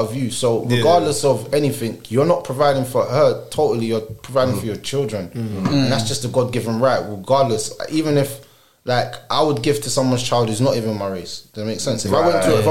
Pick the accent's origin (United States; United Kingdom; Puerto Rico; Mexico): United Kingdom; London; growing up in London